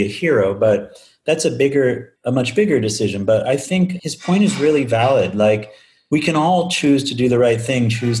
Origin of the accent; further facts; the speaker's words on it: Northeast, United States; moved away as an adult; now in Madison, United States; I grew up in the Northeast